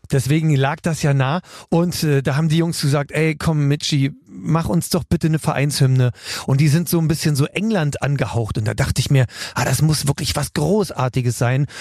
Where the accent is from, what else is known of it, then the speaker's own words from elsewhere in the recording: Bremen, Germany; also born or lived in West Berlin; now in Berlin, Germany; Bremen ist meine zweite Heimat. Ich bin mit neun Jahren hingezogen